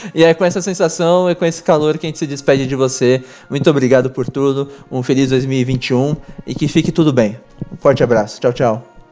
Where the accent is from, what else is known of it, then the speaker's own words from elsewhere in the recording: Brazil; como brasileiro